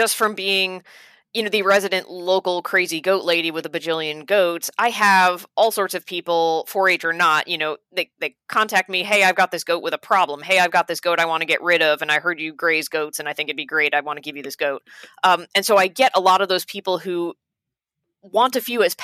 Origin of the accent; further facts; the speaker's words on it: Dutchess County, New York, United States; I'm from Dutchess County, where John is from.